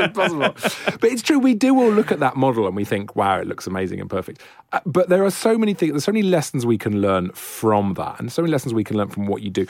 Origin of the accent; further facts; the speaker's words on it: Wales, United Kingdom; I'm Welsh